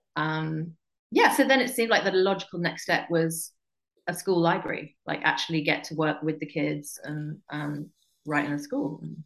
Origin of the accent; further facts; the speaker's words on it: England, United Kingdom; I'm just English.